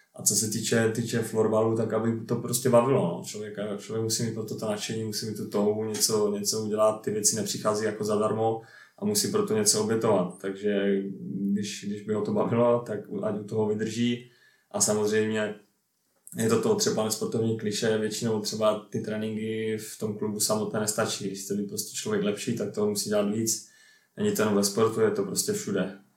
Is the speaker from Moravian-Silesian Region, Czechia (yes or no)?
yes; Ostrava, Moravian-Silesian Region, Czechia; moved away as an adult; also born or lived in Sweden; jsem pocházím tady z Poruby, tak jsem se vlastně k florbalu dostal v Porubě